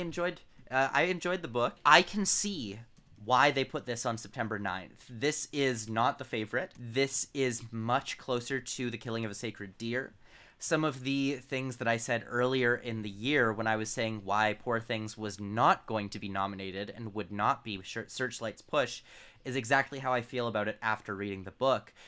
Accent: London, Ontario, Canada; my hometown, little London, Ontario, Canada

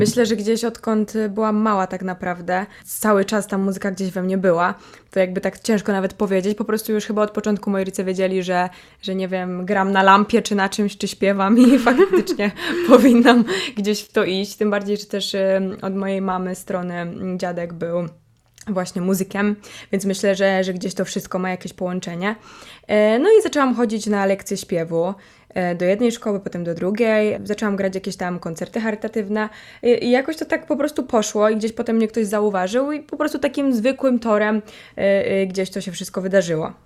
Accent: Poznań, Greater Poland, Poland

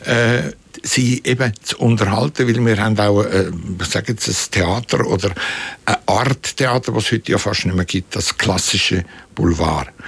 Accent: Kaltbrunn, St. Gallen, Switzerland; Und da gab es damals in, der, in, dem Dorf, wo ich aufgewachsen bin, Kaltbrunn hat das geheißen. Heißt heute noch.

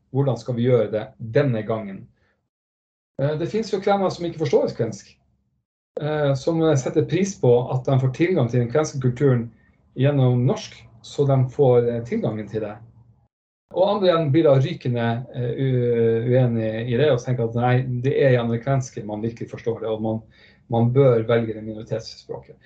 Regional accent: Northern Norway, Norway; Jeg er fra Nord-Norge

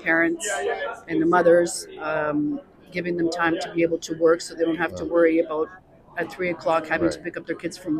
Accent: Toronto, Ontario, Canada; I am also of Ukrainian background, although I was born here in Canada.

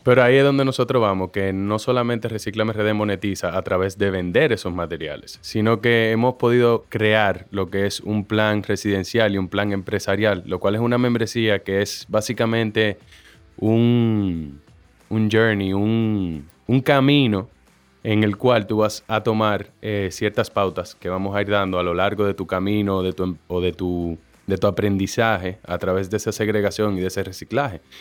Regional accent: Santo Domingo, Dominican Republic; born or raised there; also born or lived in Mexico

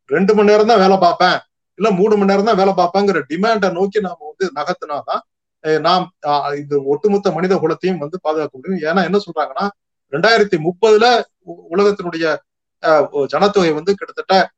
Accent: Tamil Nadu, India; நம்ம தமிழ்நாட்டிலேயே

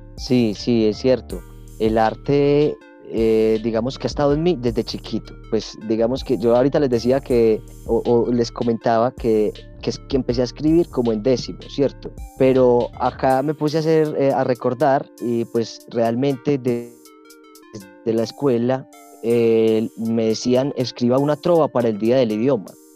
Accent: Alejandría, Antioquia, Colombia; also born or lived in Sonsón, Antioquia; Soy del municipio de Alejandría, estudié en Sonsón

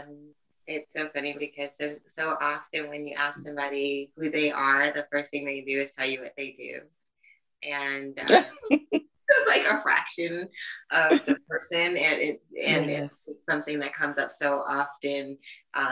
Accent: New York City, New York, United States; I was born and raised in the Bronx, New York

